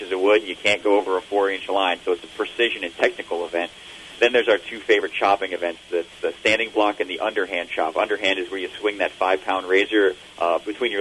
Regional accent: Virginia Beach, Virginia, United States; my hometown in Virginia Beach

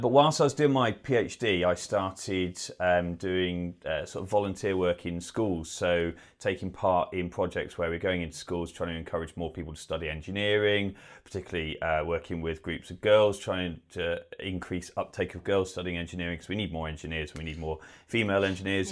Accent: Bristol, South West England, United Kingdom; moved away as an adult; also born or lived in Manchester; originally I'm not from this part of the world, I'm from Bristol

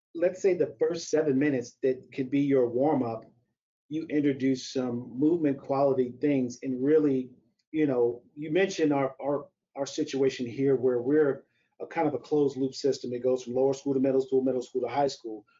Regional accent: St. Louis, Missouri, United States; moved away as an adult; also born or lived in Evanston, Illinois; I grew up in St. Louis, Missouri

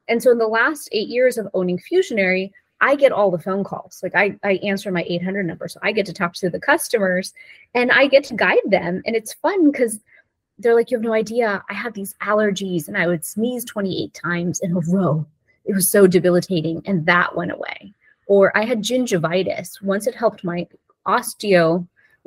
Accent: India; now in United States; we as Indians

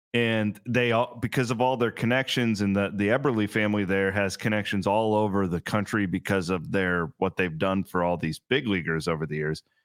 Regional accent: Clarinda, Iowa, United States; my hometown Clorinda

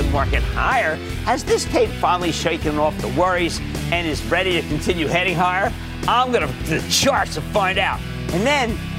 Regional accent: New Jersey, United States; born or raised there

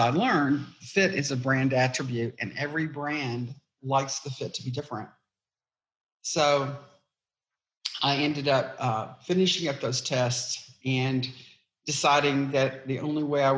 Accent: East Texas, United States; I grew up in East Texas

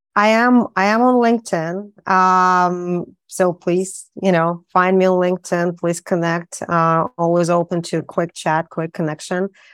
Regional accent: Saint Petersburg, Russia; moved away; I'm from Saint Petersburg

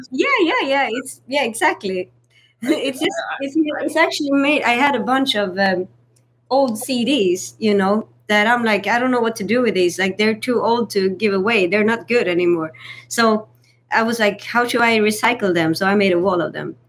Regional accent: Sweden; now in United States; growing up in Sweden

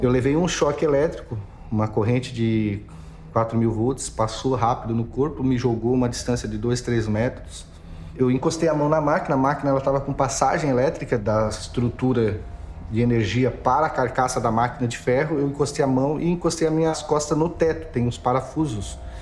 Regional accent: Imaruí, Santa Catarina, Brazil; now in Criciúma, Brazil; Eu sou de Imaruí, é uma cidadezinha a 110 quilômetros ao norte de Criciúma, a 89 quilômetros

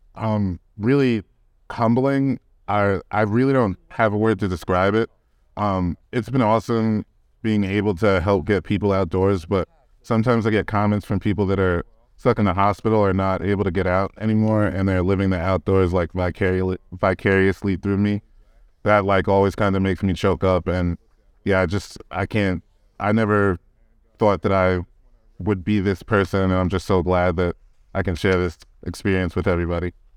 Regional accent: New York, United States; now in Colorado, United States; growing up in New York

